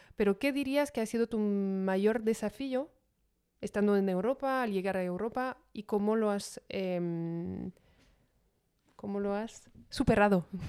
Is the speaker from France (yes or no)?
yes; France; siendo francesa